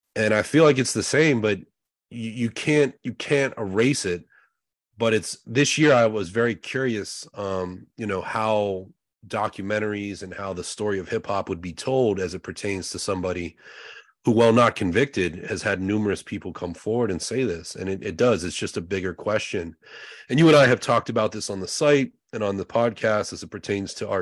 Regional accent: Pittsburgh, Pennsylvania, United States; We're both from Pittsburgh

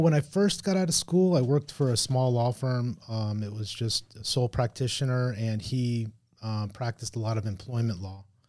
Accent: Hialeah, Florida, United States; also born or lived in Miami Springs / Richmond Heights / Palmetto Bay; I was born in Miami, born in Hialeah.

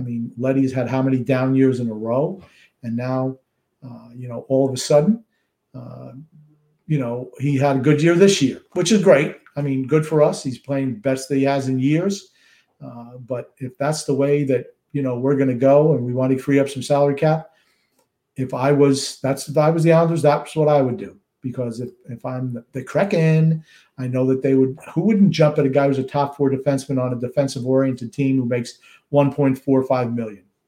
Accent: Rockville Centre, New York, United States; I was born in uh, New York, Rockville Center

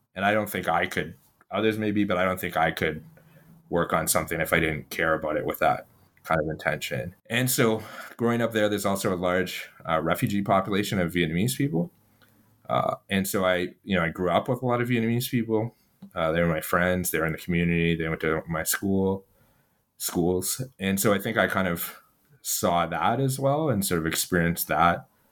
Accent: Ottawa, Ontario, Canada; born or raised there

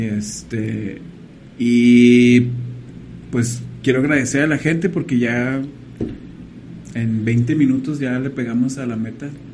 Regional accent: Mexico

